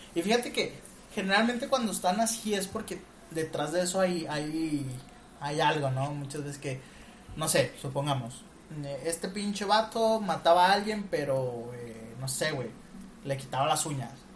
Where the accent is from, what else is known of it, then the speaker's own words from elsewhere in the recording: Mexico; nosotros somos mexicanos